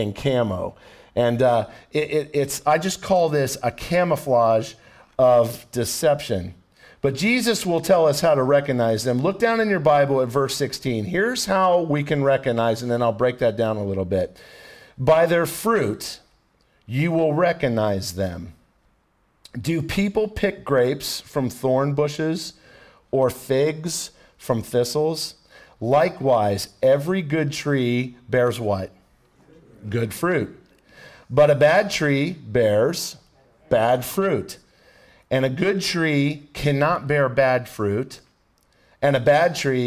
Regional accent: Ohio, United States; now in Florida, United States; I'm from Ohio, so I know pine trees

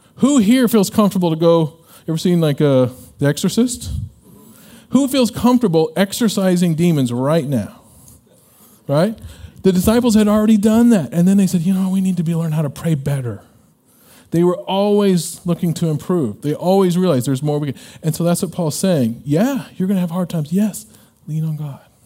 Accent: Illinois, United States; When I was a kid growing up, uh, we're from Illinois

